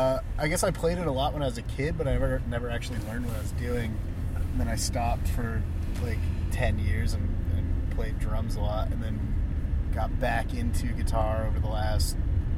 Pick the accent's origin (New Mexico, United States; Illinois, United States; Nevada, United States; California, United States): New Mexico, United States; now in Fort Collins, United States; Tom and I grew up together in New Mexico